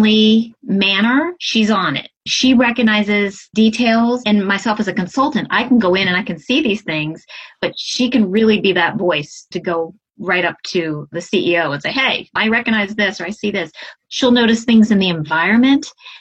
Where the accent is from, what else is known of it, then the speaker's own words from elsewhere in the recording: Southeastern Virginia, United States; now in Hudson Valley, New York, United States; originally I am from Southeastern Virginia, but now I'm living in the Hudson Valley area of New York